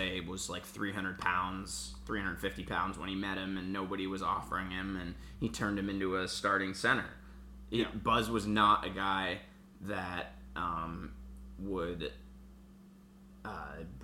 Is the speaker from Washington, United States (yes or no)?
yes; Seattle, Washington, United States; I grew up in Seattle, Washington